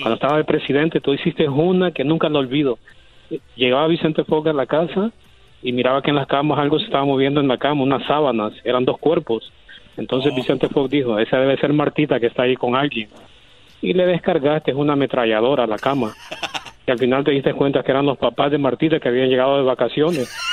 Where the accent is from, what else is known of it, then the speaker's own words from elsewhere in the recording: Honduras; moved away; Yo soy de Honduras